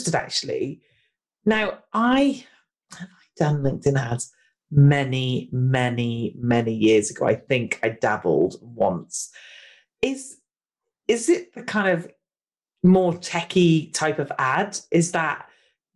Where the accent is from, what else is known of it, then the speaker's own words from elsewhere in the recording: United Kingdom; we're British